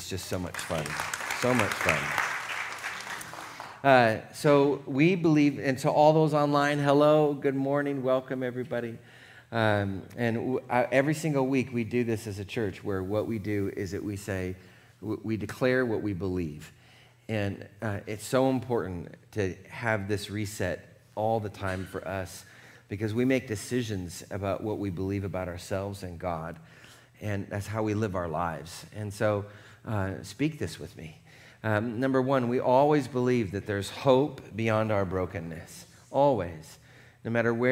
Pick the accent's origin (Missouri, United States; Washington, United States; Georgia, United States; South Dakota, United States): Washington, United States; Seattle; now in California, United States; I grew up in Seattle. We did everything in the rain